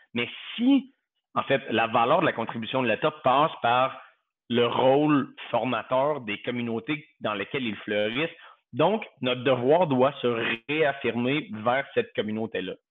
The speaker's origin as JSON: {"language": "French", "region": "Quebec", "country": "Canada", "also_born_or_lived": "Southern United States", "moved": "as an adult", "lives_now": "United States", "said": "J'ai quitté le Québec, le, par nécessité professionnelle"}